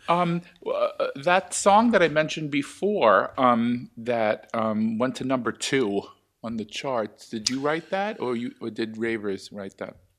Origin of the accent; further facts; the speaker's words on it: New York, United States; gay man growing up in New York